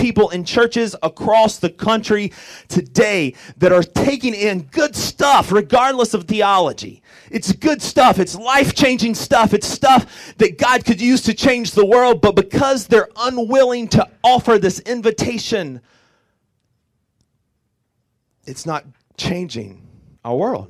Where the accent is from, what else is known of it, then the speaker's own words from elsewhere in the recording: Orangeburg, South Carolina, United States; I'm from Orangeburg, South Carolina